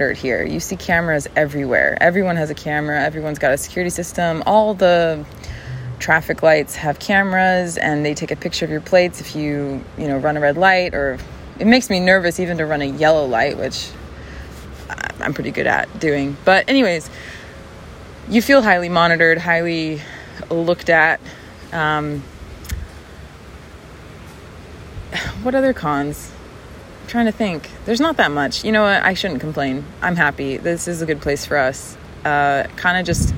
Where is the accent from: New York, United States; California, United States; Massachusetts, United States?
Massachusetts, United States; Westfield; also born or lived in Chicago, Illinois; now in South Florida, United States; I was born outside of Chicago, and I was raised in Western Massachusetts, in a little town called Westfield.